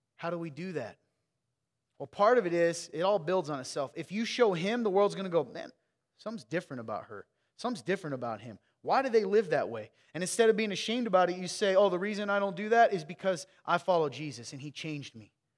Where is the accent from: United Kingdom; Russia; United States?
United States; Midwest; I grew up in the Midwest with you